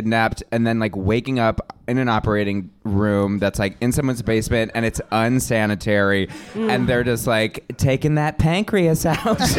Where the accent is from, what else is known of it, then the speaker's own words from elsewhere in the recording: United States; I'm American.